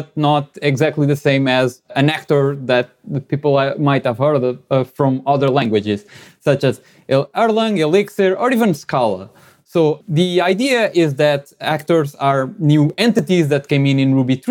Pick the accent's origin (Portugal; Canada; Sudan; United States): Portugal; moved away; I'm originally from Portugal